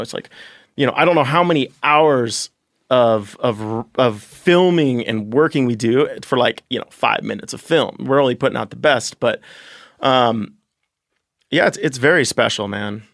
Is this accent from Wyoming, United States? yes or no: yes; Ten Sleep, Wyoming, United States; also born or lived in Jackson, Wyoming; I grew up in Wyoming my whole life